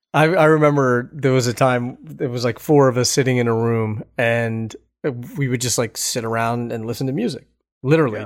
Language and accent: English; Philadelphia, Pennsylvania, United States; I'm from Philadelphia